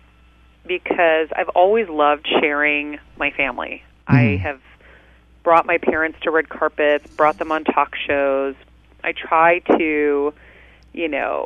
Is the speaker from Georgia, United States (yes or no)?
no; Medford, Massachusetts, United States; moved away as an adult; now in Los Angeles, United States; I grew up in Medford, Massachusetts, just a few miles north of Boston